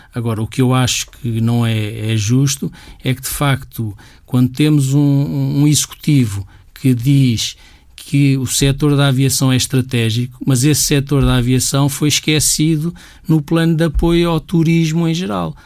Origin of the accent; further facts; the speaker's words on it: Portugal; todos nós somos portugueses, todos nós temos um bocadinho este A D N